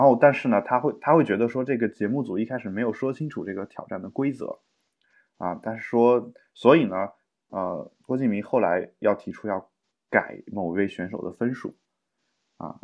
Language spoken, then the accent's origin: Chinese; China; 因为我们中国人很少会出现这种妥协